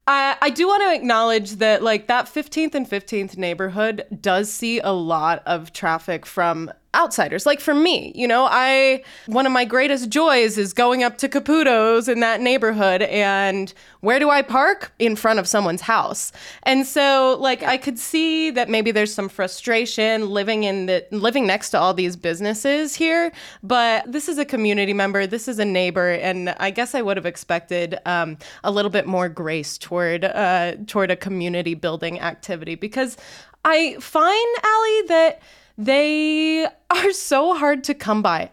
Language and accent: English; Layton, Utah, United States; growing up in Layton, Utah, in a suburb